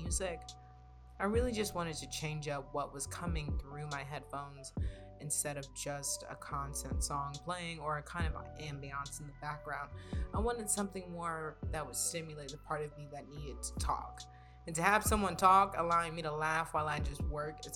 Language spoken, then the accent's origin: English; New York City, New York, United States; I'm not from the Bronx, I'm from Brooklyn